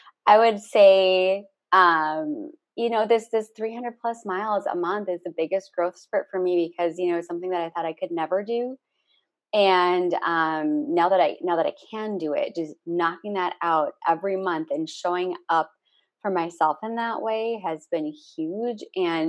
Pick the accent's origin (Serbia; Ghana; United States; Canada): United States; Minneapolis, Minnesota; moved away; also born or lived in Los Angeles; my hometown of Minneapolis in St. Paul